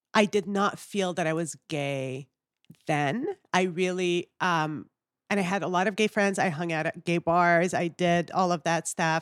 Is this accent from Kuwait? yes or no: yes; Kuwait; moved away; also born or lived in Canada; I was born and raised in the Middle East